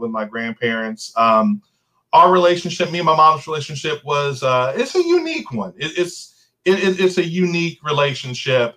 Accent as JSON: {"language": "English", "town": "New Albany", "region": "Indiana", "country": "United States", "tie": "born or raised there", "said": "I was born and raised here in New Albany"}